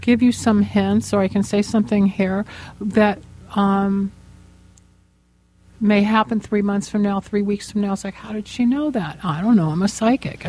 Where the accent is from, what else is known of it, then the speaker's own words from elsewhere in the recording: Los Angeles, California, United States; I grew up here in Los Angeles